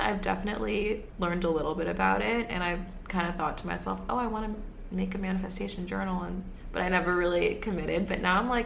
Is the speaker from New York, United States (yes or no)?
yes; New York City, New York, United States; I grew up here. I grew up in the city on the Upper East Side